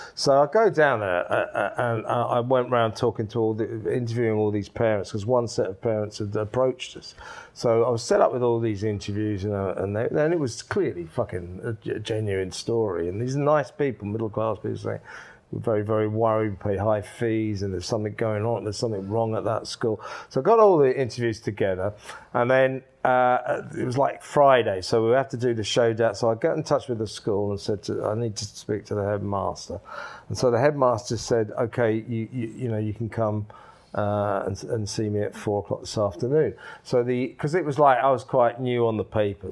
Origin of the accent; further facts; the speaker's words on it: Ashford, South East England, United Kingdom; also born or lived in Isleworth; that's where I grew up, Ashford, Middlesex.